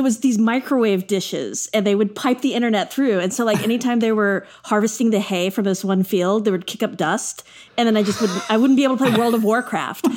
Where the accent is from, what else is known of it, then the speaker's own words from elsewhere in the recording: Texas, United States; now in New York, United States; I grew up in Texas.